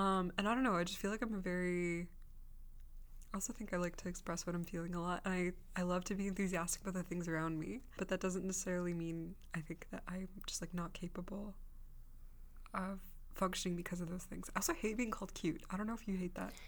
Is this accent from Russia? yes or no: yes; Russia; I was born in Russia